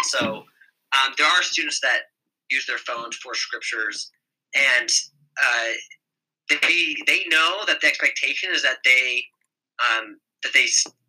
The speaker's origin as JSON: {"language": "English", "region": "Colorado", "country": "United States", "tie": "born or raised there", "also_born_or_lived": "Utah", "moved": "as an adult", "lives_now": "Idaho, United States", "said": "I grew up in Colorado, went to college in Utah, and then got moved to Idaho by the Church of Jesus Christ of Latter-day Saints"}